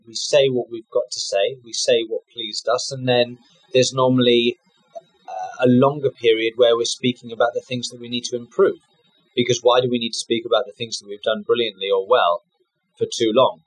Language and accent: English; United Kingdom; for Jaguar as a British driver